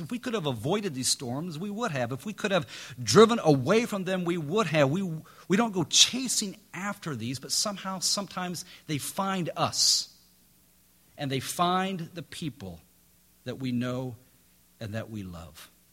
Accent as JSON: {"language": "English", "region": "Midwest", "country": "United States", "tie": "born or raised there", "moved": "yes", "lives_now": "North Carolina, United States", "said": "I grew up in the Midwest"}